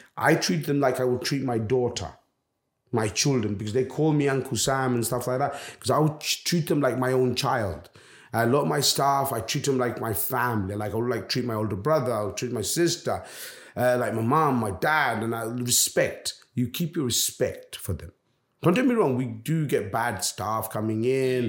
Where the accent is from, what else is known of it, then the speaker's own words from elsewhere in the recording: London, United Kingdom; also born or lived in Bangladesh; now in Jersey; I come from London.